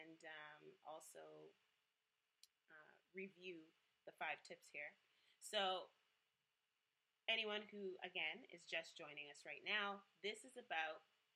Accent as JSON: {"language": "English", "country": "Jamaica", "said": "I am a Jamaican Scorpio"}